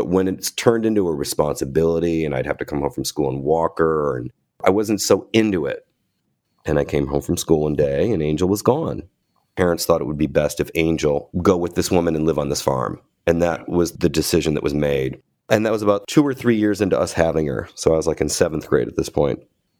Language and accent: English; Cleveland, Ohio, United States; I grew up in Cleveland. We're both Ohio boys.